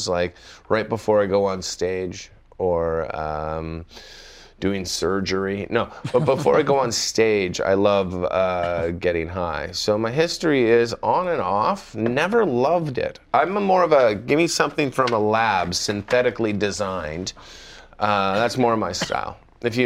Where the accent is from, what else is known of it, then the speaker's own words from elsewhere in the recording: Canada; accent: Canadian; now in United States; when I do go to Canada and I come back to the United States, I'm full on Canadian